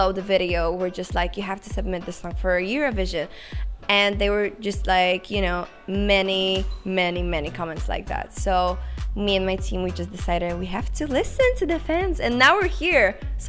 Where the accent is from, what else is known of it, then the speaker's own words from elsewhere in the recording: Szczecin, West Pomeranian Voivodeship, Poland; I was actually 13 when I wrote my first song. I was living in Poland in Szczecin, which is like my hometown, and that's pretty much how it started.